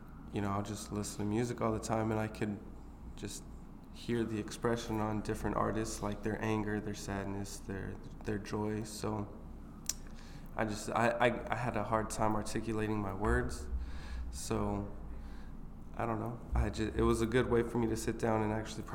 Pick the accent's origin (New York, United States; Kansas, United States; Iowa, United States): Iowa, United States; Sioux City; moved away as an adult; also born or lived in Tempe, Arizona / Atlanta, Georgia; now in Des Moines, United States; I'm originally from Iowa, Sioux City